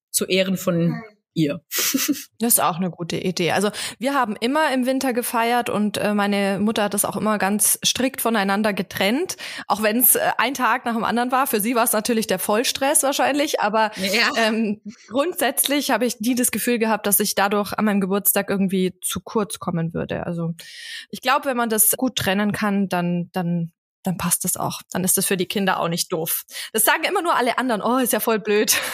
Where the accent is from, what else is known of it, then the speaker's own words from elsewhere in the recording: Bavaria, Germany; Also mein Mann kommt aus Oberbayern und ich komme aus dem Allgäu.